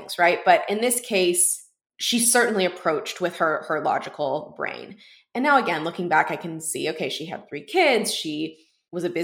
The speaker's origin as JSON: {"language": "English", "town": "Houston", "region": "Texas", "country": "United States", "tie": "born or raised there", "said": "I was working at a bookstore in my hometown in Houston"}